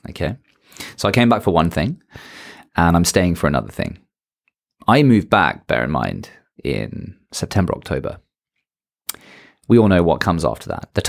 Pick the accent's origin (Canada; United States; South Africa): South Africa; accent: British; And I come from South Africa, if you did or didn't know listening to this. Uh, yeah, I come from South Africa. Yeah. I know I have a British accent because I went to school there. But I'm South African.